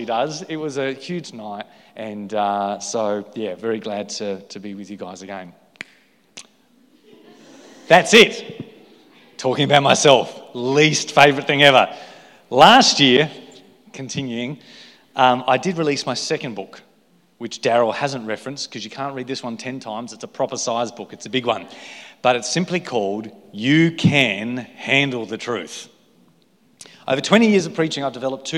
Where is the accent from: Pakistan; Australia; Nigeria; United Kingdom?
Australia; Victor Harbor, South Australia; moved away as an adult; also born or lived in Adelaide, Australia; now in Coffs Harbour, Australia; I've spent all my life in South Australia. Okay, I grew up in Victor Harbour